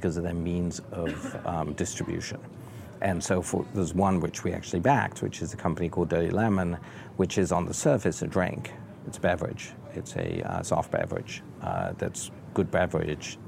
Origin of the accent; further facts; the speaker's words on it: England, United Kingdom; now in United States; as a Brit